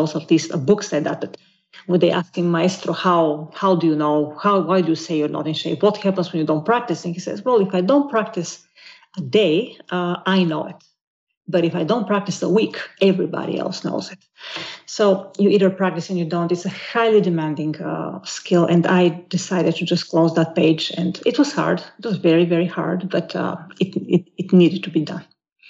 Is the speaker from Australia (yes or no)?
no; Bolivia; I think it will be very clear to your listeners that you are from Brazil and I'm from Bolivia because of the way we think and react